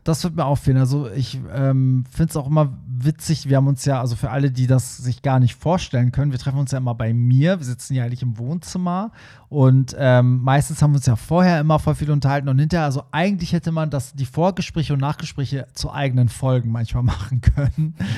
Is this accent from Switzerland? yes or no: no; Hamburg, Germany; Für mich als Hamburger